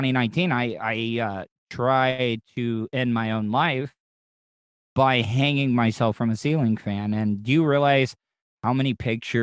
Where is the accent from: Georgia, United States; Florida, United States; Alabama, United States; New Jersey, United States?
Florida, United States; Central; I am a Florida cracker. I grew up in Florida, in Central Florida, all my life